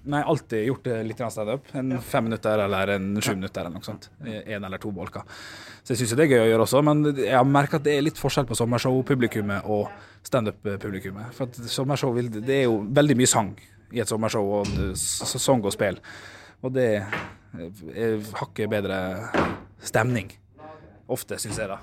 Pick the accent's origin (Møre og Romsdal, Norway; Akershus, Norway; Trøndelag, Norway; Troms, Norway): Møre og Romsdal, Norway; Ålesund; now in Oslo, Norway; å være her i Ålesund. og som er min hjemby